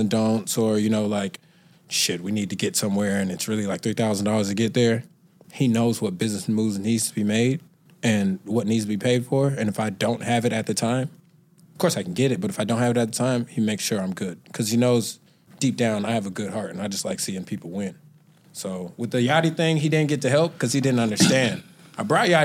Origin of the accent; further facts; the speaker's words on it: Atlanta, Georgia, United States; straight from Atlanta.